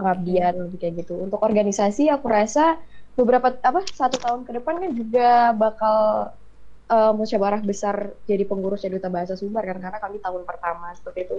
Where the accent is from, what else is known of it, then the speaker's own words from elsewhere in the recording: Bengkulu, Indonesia; moved away as an adult; now in West Sumatra, Indonesia; dari Pangkal Pinang ayah aku dari Aceh aku dari Bengkulu